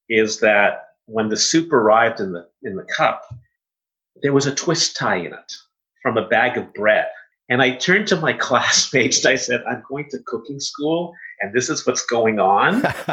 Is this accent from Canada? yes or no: yes; Canada; I was one of maybe 10 Canadian students at the school